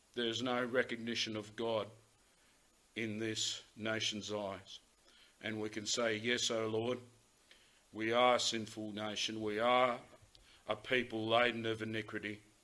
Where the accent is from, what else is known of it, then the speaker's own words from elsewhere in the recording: Australia; we as Australian citizens